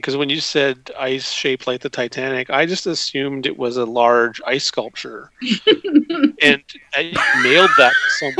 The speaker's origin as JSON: {"language": "English", "town": "Ottawa", "region": "Ontario", "country": "Canada", "tie": "born or raised there", "said": "There's Winterlude in Ottawa, where I grew up"}